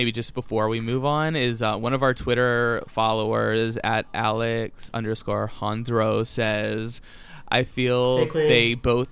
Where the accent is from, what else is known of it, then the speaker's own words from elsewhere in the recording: Virginia, United States; growing up in the South, like, in Virginia